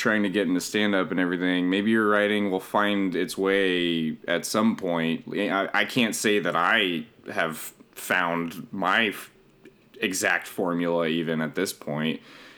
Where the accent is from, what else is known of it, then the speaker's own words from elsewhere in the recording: Denver, Colorado, United States; now in Los Angeles, United States; I'm from Denver